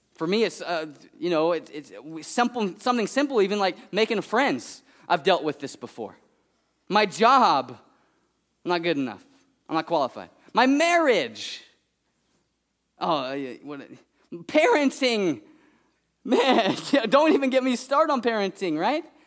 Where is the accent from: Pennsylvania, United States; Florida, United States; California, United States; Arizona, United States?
California, United States; Fresno; I'm from Fresno